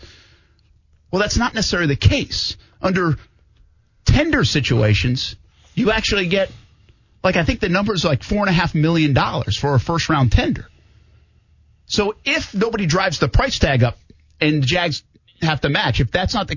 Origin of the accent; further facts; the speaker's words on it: Providence, Rhode Island, United States; now in Jacksonville, United States; my hometown of Providence